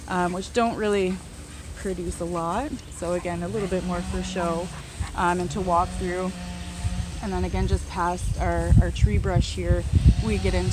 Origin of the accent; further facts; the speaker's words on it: Barrie, Ontario, Canada; moved away as an adult; also born or lived in Niagara; now in Prince Edward County, Canada; I'm originally from Barrie, so up north where the snow belt